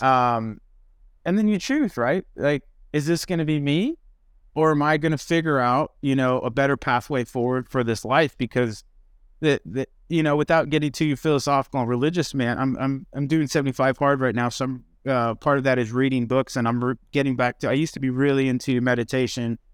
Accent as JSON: {"language": "English", "region": "Midwest", "country": "United States", "tie": "born or raised there", "said": "I grew up in the Midwest"}